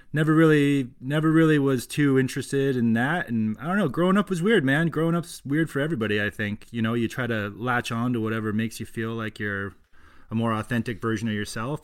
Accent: Colchester, Vermont, United States; I grew up in Colchester, which is near Burlington.

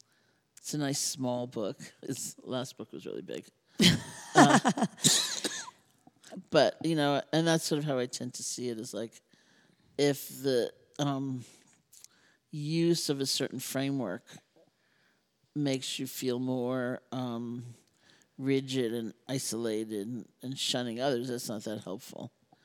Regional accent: New York, United States; I'm a New Yorker. You know?

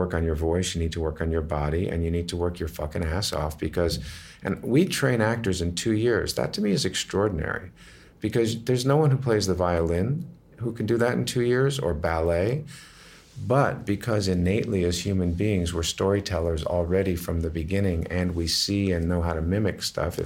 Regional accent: Massachusetts, United States; also born or lived in Brooklyn Heights, New York; Then we moved to Massachusetts

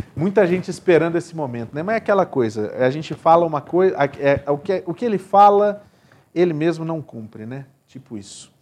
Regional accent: Rio de Janeiro, Brazil; eu sou carioca

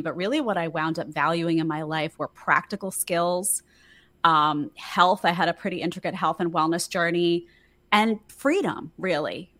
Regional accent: New York City, New York, United States; I grew up in New York City to a very middle-class family

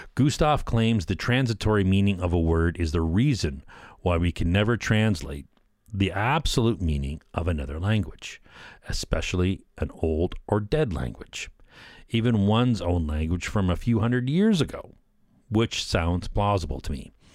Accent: Canada; I'm a Canadian

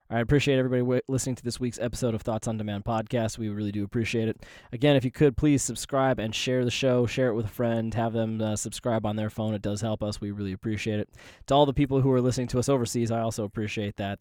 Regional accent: United States; as an American

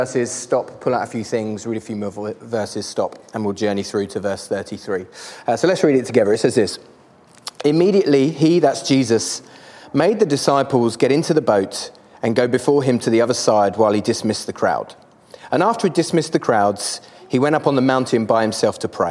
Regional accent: Canterbury, South East England, United Kingdom; I am from Canterbury in England.

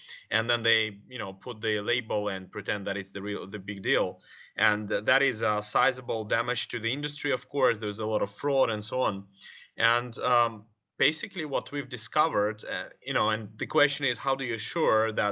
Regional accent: Moscow, Russia; moved away; Originally from Moscow

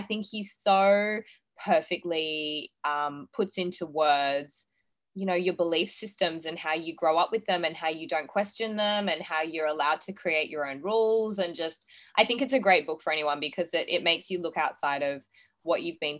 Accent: Gold Coast, Queensland, Australia; also born or lived in Townsville; So I was born in Townsville. We moved to the Gold Coast when I was about two. I grew up with a pretty normal upbringing, I like to think.

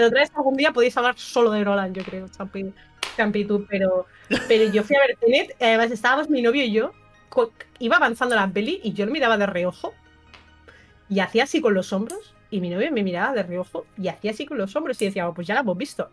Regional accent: Burjassot, Valencian Community, Spain; soy de Burjasot. O sea, ahora no vivo ahí, pero, pero soy de Burjasot, la verdad. Eh, estudié en el Villar Palasí

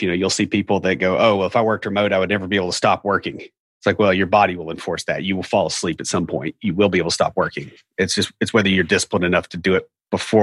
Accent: Nashville, Tennessee, United States; accent: hillbilly; I'm from Nashville

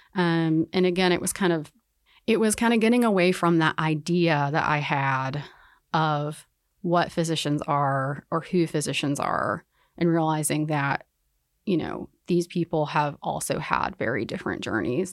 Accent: Winston-Salem, North Carolina, United States; I grew up in North Carolina, um, I'm from Winston-Salem

